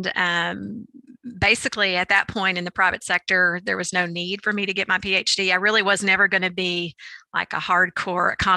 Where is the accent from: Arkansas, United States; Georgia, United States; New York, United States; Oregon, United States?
Arkansas, United States; moved away as an adult; also born or lived in Madison, Wisconsin; I grew up in Arkansas, so I was in state